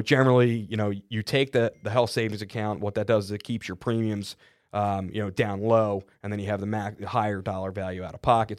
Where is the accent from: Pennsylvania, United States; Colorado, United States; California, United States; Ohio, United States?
Pennsylvania, United States; Philadelphia; I'm from Philly